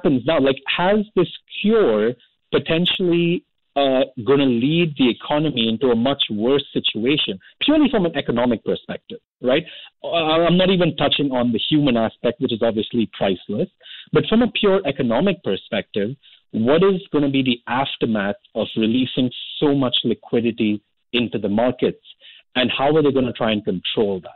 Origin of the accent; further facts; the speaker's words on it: Delhi, India; my hometown in Delhi